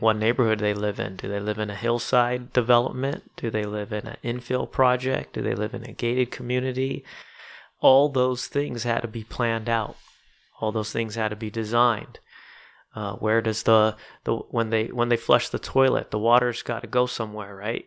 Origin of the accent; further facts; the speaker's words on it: Southern California, United States; I was born and raised in Southern California.